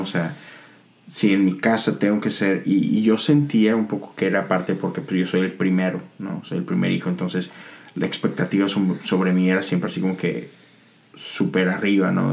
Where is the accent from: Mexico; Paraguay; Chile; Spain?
Mexico; Monterrey, Nuevo León; somos de México, somos de Monterrey